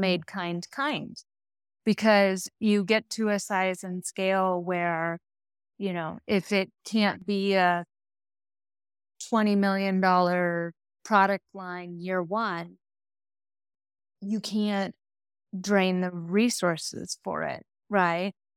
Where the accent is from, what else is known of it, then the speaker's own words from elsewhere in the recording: Midwest, United States; I'm a Midwesterner